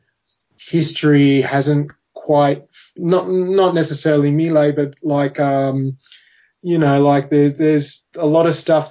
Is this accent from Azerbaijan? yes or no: no; Australia; being an Australian